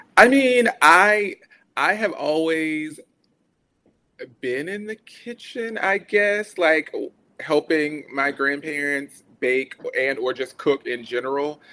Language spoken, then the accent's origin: English; Brunswick, Georgia, United States; moved away as an adult; also born or lived in Prairie View, Texas; I am from Brunswick, Georgia, which is a very tiny coastal town that no one ever really knows about